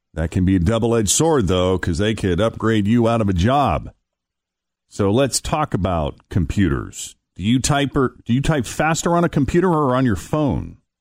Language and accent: English; Massachusetts, United States; moved away as an adult; also born or lived in Florida / California; now in Ohio, United States; my home state of Massachusetts